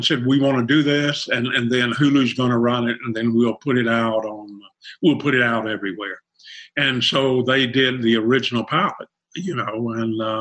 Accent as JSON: {"language": "English", "region": "South Arkansas", "country": "United States", "said": "I'm from South Arkansas, right on the Louisiana, Texas, Arkansas line."}